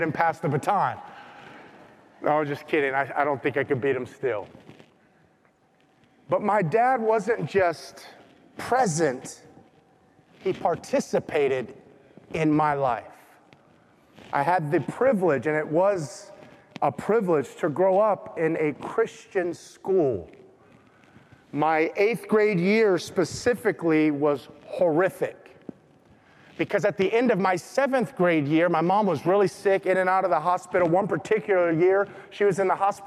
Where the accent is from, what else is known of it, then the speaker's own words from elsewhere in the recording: Compton, California, United States; I grew up in Compton